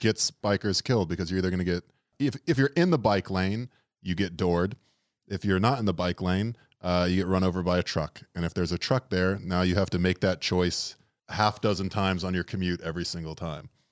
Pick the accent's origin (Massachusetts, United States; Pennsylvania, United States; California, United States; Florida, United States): Florida, United States; now in New York, United States; we're from Florida